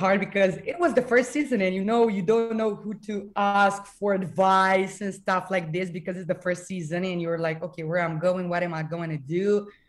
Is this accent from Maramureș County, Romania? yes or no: no; Bucharest, Romania; English is a second language